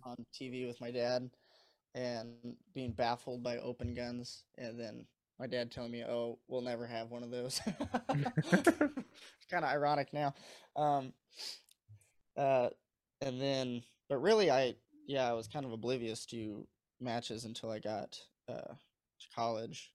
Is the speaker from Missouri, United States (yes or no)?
yes; Missouri, United States; moved away as an adult; now in Michigan, United States; I moved up here for college. I'm from Missouri